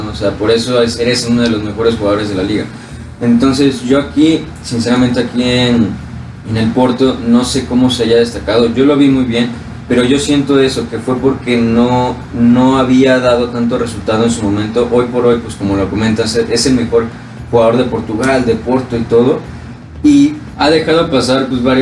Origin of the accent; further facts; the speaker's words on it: Mexico; como mexicano pues tú veas a un crack también mexicano